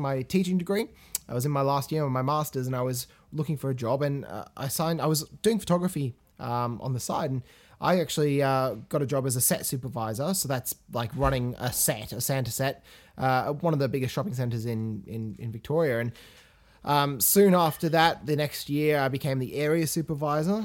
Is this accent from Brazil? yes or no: no; England, United Kingdom; moved away; I grew up in England